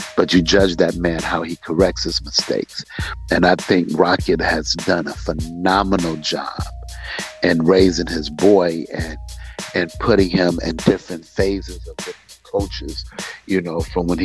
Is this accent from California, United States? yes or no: no; Detroit, Michigan, United States; I grew up on Linwood